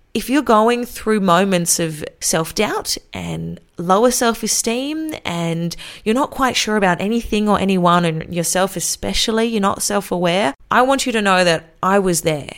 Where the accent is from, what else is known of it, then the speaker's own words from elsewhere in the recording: Australia; also born or lived in Wollongong, New South Wales; I am an Australian female radio announcer and podcaster